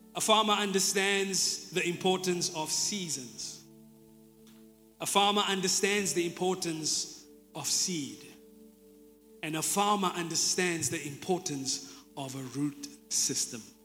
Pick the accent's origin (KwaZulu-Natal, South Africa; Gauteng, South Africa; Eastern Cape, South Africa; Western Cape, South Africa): Eastern Cape, South Africa; Jeffreys Bay; I'm from Jeffreys Bay, I grew up here